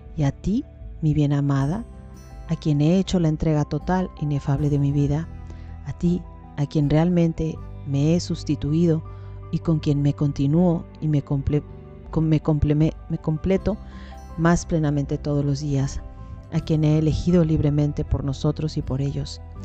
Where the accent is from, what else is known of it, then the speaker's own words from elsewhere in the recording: Mexico; nosotros en México, yo soy mexicana